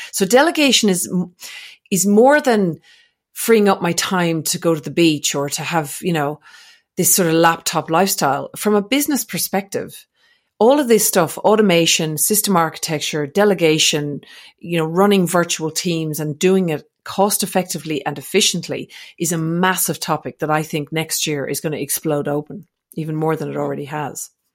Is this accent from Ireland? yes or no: yes; Ireland; also born or lived in Australia; now in French Alps, France; I'm not actually from Scotland, but I'm from Ireland, which is close